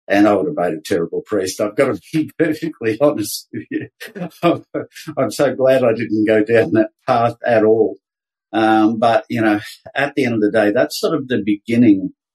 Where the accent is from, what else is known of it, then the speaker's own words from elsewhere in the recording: Brisbane, Queensland, Australia; moved away; also born or lived in Sydney; I was born up in Brisbane. I'm a Queensland boy, born in the mid-50s